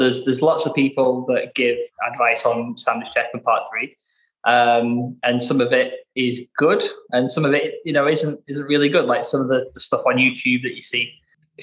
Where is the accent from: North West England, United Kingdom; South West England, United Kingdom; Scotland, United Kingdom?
North West England, United Kingdom; Blackburn; I'm from Blackburn